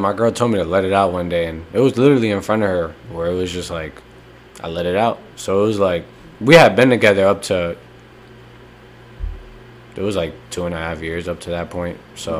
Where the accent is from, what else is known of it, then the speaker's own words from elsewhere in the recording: North Brunswick, New Jersey, United States; moved away as an adult; I grew up in the Grove.